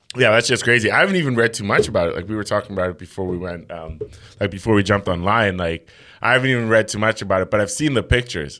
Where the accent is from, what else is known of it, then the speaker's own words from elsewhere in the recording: South Africa; also born or lived in Democratic Republic of the Congo; now in Canada; I was raised in South Africa, though, so I spent most of my life in South Africa